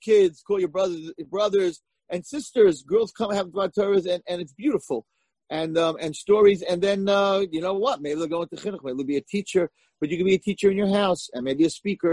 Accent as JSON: {"language": "English", "country": "United States", "said": "I'm American"}